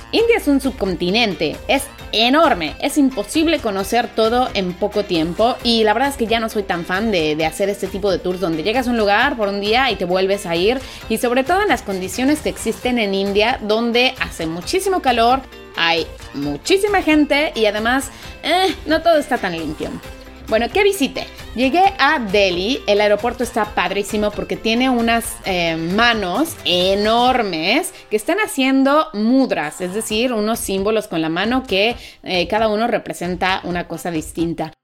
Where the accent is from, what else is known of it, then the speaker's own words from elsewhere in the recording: Mexico; moved away as an adult; also born or lived in Italy; yo soy mexicana y vengo de un país en donde también nos falta cultura para no tirar basura